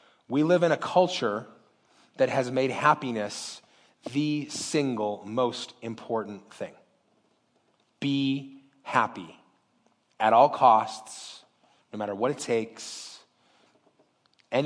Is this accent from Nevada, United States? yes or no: yes; Las Vegas, Nevada, United States; I was born and raised in Las Vegas